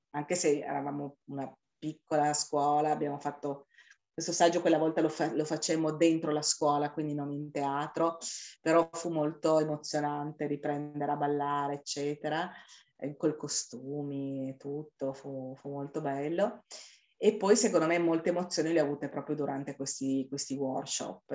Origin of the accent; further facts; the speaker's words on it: Turin, Piedmont, Italy; siamo di Torino